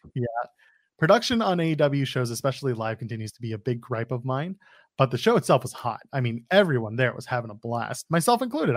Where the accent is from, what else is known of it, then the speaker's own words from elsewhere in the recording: Ottawa, Ontario, Canada; Ottawa, Canada, my hometown